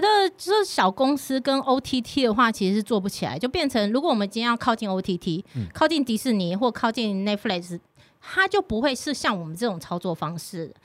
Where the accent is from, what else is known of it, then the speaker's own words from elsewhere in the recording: Taiwan; 我常常被说我其实很不台湾人，对啊，嗯。包括我的闽南语就讲得很烂的那种